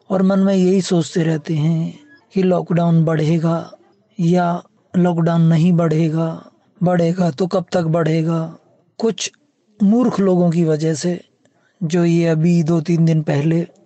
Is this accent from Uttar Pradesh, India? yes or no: yes; Kurli Bhatona, Uttar Pradesh, India; पूर्व प्रधानमंत्री चौधरी चरण सिंह के पैतृक गांव ग्राम कुरली भटोना जिला बुलंदशहर उत्तर प्रदेश का रहने वाला हूँ